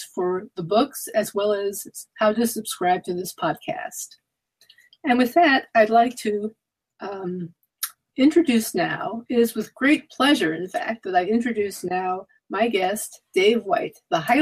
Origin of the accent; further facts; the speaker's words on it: New York, United States; moved away; I'm originally from New York